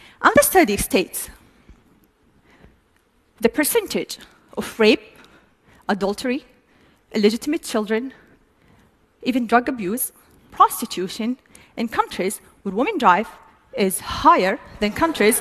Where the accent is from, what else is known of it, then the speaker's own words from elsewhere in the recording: Saudi Arabia; I'm a proud Saudi woman, and I do love my country